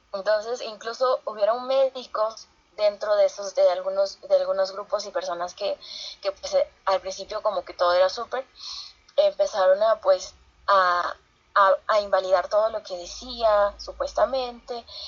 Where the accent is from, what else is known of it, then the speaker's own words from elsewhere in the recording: San Pedro de Casta, Lima, Peru; cuando yo tenía 15 años en, en mi pueblo, San Pedro de Casta